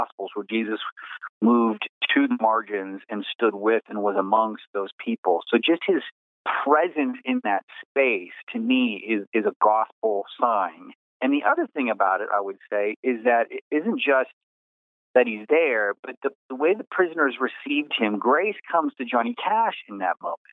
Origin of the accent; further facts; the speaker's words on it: Abilene, Texas, United States; my hometown in Abilene, Texas